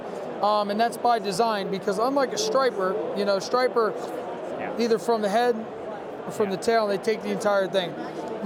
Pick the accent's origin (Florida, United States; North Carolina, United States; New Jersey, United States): New Jersey, United States; I'm from New Jersey